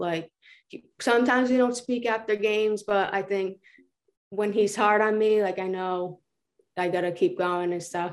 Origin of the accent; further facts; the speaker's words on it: Johnston, Rhode Island, United States; In Johnston, like, we're all, like, a tight family